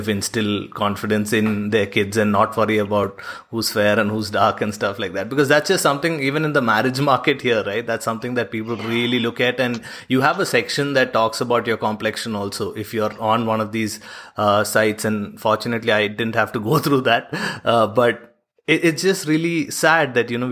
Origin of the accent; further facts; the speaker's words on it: India; being an Indian